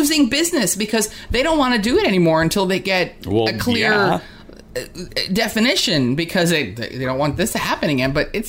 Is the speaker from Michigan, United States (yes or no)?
no; New Jersey, United States; And I came from New Jersey, where, like, the liquor stores are like, you know, grocery stores.